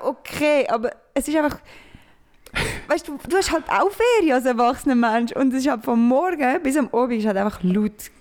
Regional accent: Switzerland; wir sind Schweizer

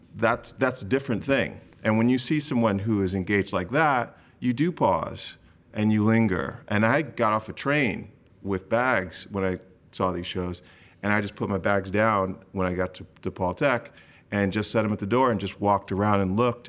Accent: Grand Rapids, Michigan, United States; I was born in Grand Rapids, Michigan.

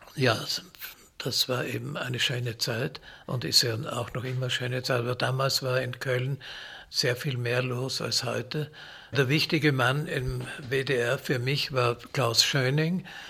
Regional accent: Vienna, Austria; Ich bin in Wien geboren und habe da auch studiert an der Musikhochschule

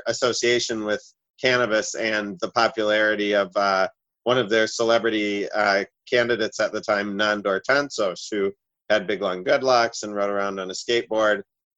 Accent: Minnesota, United States; now in New Zealand; I immigrated from Minnesota in 2002 because I had read about New Zealand in a High Times magazine

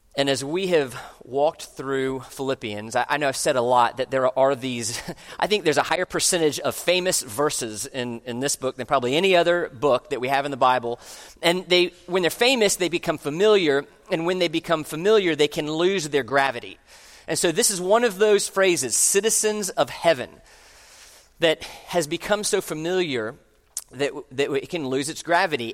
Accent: United States; I'm an American

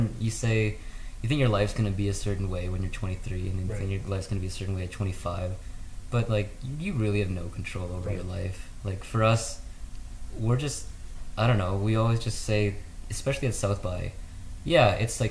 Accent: Canada; as a Canadian band

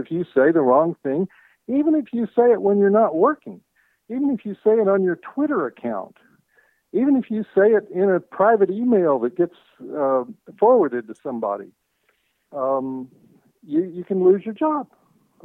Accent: Arkansas, United States; I grew up in Arkansas

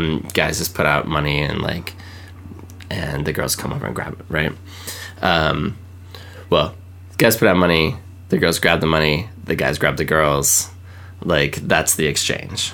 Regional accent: Washington, United States; I grew up in Washington, and so, like, going across the border into Canada was, like, not a big deal

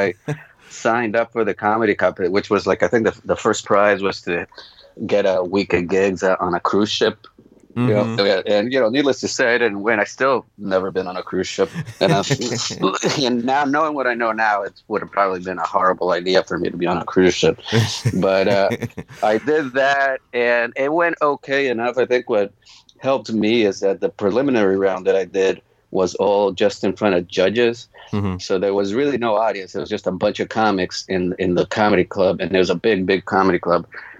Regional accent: New Jersey, United States; born there; also born or lived in Charlotte, North Carolina / South America; Well, I was born in Jersey, but I didn't start doing stand-up till I moved to Charlotte, North Carolina. And then in between that, I lived in South America for a long time, too.

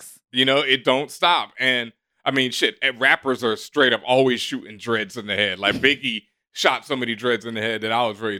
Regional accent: the South, United States; I'm from the South, so I get it.

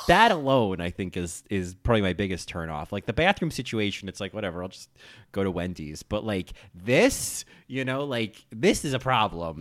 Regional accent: New Jersey, United States; I grew up in New Jersey

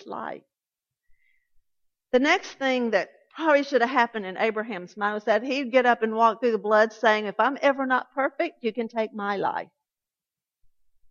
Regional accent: Atlanta, Georgia, United States; I grew up Southern Baptist in South Atlanta.

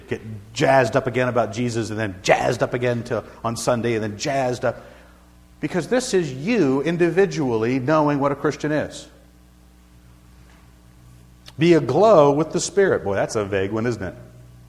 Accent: Scotland, United Kingdom; Now, I'm a Scotsman. I'm supposed to reverence the name of Wallace.

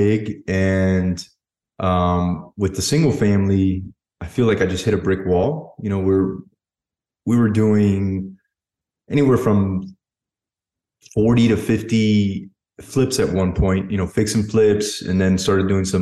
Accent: United States; Both parents Cuban, and then I was born in America

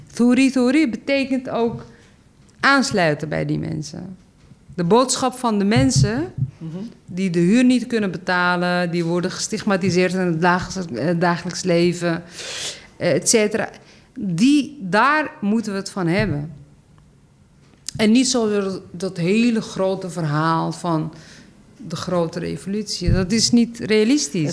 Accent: Amsterdam, North Holland, Netherlands; ik kom uit Zuid. ik woon hier en ik ben hier actief

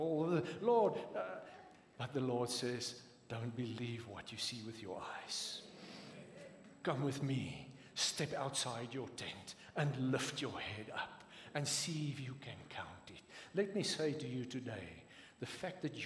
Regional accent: South Africa; accent: Afrikaans; first language Afrikaans; English is a second language; I'm not English speaking

